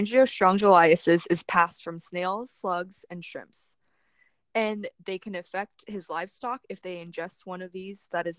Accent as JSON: {"language": "English", "town": "Kingwood", "region": "Texas", "country": "United States", "said": "a sophomore BIMS major at Texas A&M. I'm from Kingwood, Texas, a suburb located right outside of Houston."}